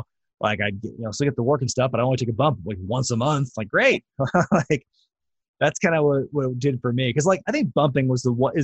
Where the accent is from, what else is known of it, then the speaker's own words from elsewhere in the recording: Portland, Oregon, United States; also born or lived in Eugene, Oregon; Buddy and Ed had a wrestling school like in my hometown of Portland